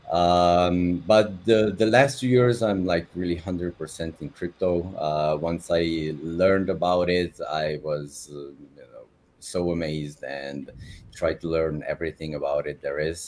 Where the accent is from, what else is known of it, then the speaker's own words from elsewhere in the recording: Slovenia; moved away as an adult; now in Dubai, United Arab Emirates; I'm from Slovenia originally.